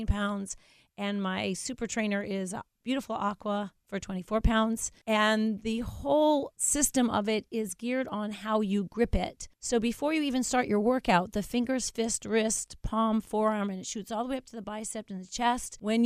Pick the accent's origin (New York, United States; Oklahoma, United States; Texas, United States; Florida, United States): Florida, United States; Coral Springs; I'm from Coral Springs, Florida, South Florida.